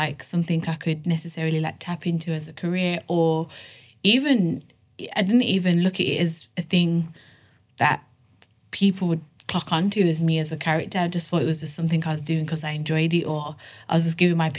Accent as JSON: {"language": "English", "town": "Birmingham", "region": "West Midlands", "country": "United Kingdom", "moved": "yes", "lives_now": "London, United Kingdom", "said": "I'm from Birmingham. And originally from Birmingham, but now live in London."}